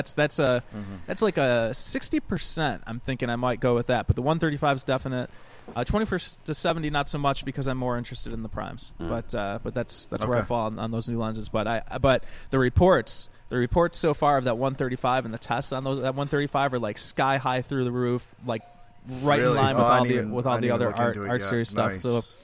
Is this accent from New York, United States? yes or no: yes; Rochester, New York, United States; I hail from Rochester, New York, the land of Kodak.